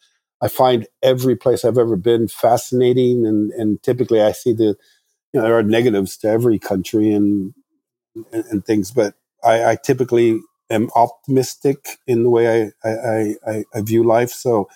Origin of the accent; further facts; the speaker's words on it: Morocco; I mean, like I said, I grew up in Morocco and these countries, so you can't expect somebody with that kind of upbringing to have the same design tastes or outlook on life